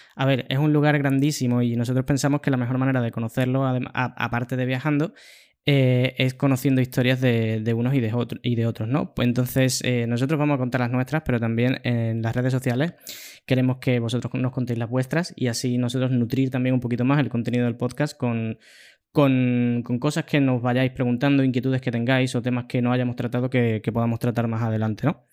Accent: Cádiz, Andalusia, Spain; moved away as an adult; also born or lived in Seville, Spain / Madrid, Spain / Schaffhausen, Switzerland / Dublin, Ireland; fui de mi ciudad natal, que es Cádiz, en España

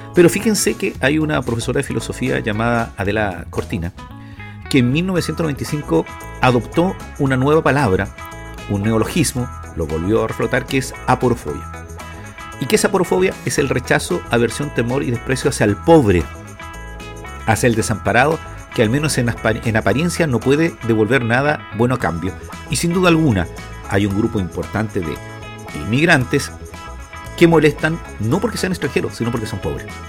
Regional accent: Chile; A los chilenos nos recuerda mucho una situación

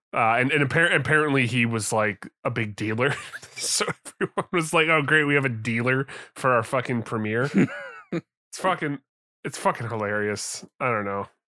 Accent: Canada

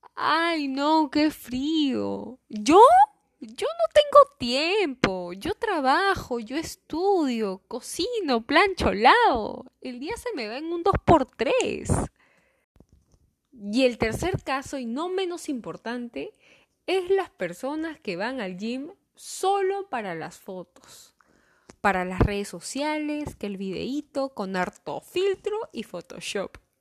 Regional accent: Callao, Peru; yo soy la Chalaca

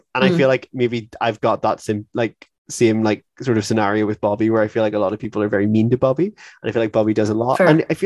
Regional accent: Ireland; we're from Ireland as well

